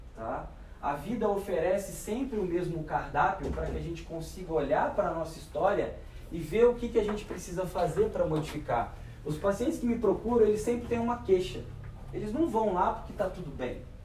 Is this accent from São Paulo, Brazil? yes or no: no; Resende, Rio de Janeiro, Brazil; eu sou de Resende, estado do Rio.